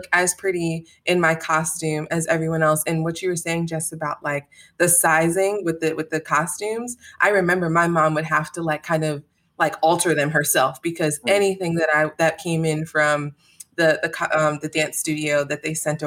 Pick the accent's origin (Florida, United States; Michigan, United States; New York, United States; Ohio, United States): New York, United States; Albany; I did enjoy growing up in Albany